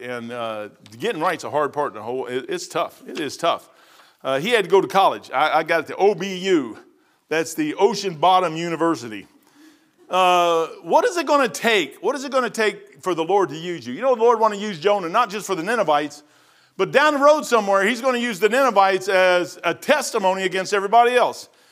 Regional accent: Kentucky, United States; I'm from hillbilly. I'm from Kentucky

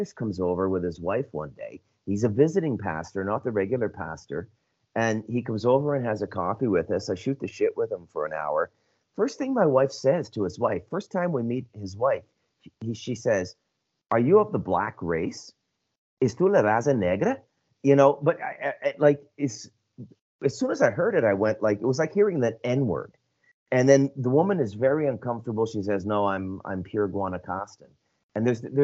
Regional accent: Scotland, United Kingdom; moved away; I'm white. I'm Scottish

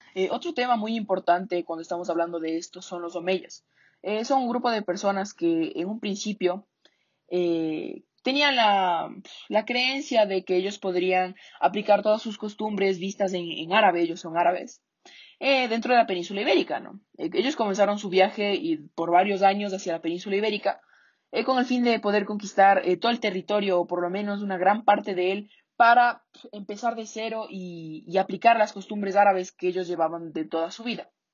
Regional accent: Ecuador; nuestro idioma actual que hablamos en Ecuador

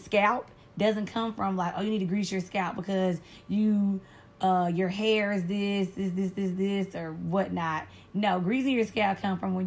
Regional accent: the South, United States; I'm from the South, okay?

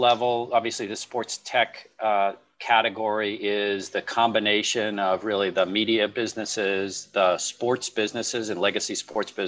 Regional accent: Boston, Massachusetts, United States; as a person growing up in the Boston area where sports was a big part of my life

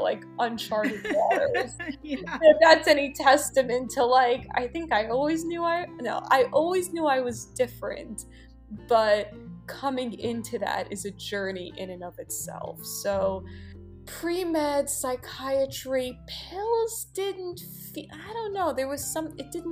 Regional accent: New York City, New York, United States; I grew up on the Upper East Side of New York City

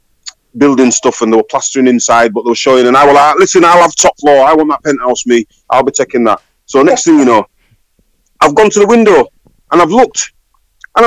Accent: Leeds, Yorkshire and the Humber, United Kingdom; also born or lived in Sheffield

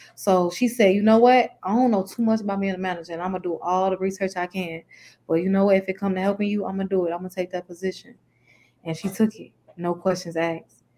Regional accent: Chicago, Illinois, United States; I'm from Chicago, um, from the east side of Chicago.

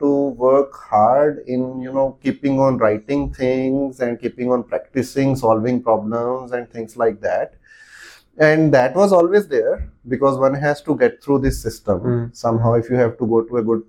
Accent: Talwara, Punjab, India; moved away as an adult; also born or lived in Chandigarh; now in Pune, India; I am actually Punjabi by birth, and my other district in Punjab called Hoshiarpur, where this small town called Tarwara is located on the banks of Bias River

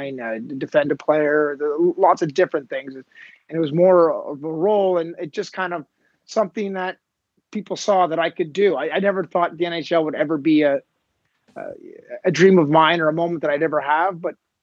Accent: Montreal, Quebec, Canada; I grew up in the West Island

